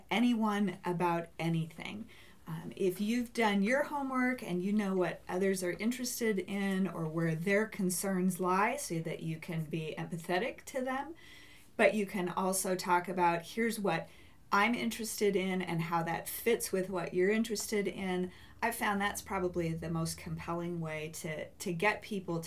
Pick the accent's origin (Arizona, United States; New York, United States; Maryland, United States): Arizona, United States; Phoenix; moved away as an adult; also born or lived in Washington / Price, Utah; now in Utah, United States; I grew up in the Phoenix area